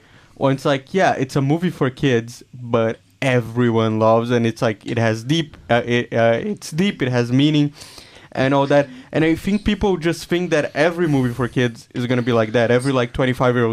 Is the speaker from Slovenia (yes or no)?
no; Brazil; now in Israel; I'm Brazilian, I grew up in Brazil, and now we live in Israel